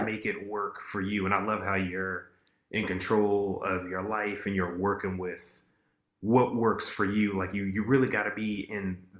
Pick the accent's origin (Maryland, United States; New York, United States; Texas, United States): Maryland, United States; Laurel; also born or lived in Upper Marlboro, Maryland / Bowie, Maryland; I grew up in Laurel, and then moved in high school age to Upper Marlboro, Bowie area.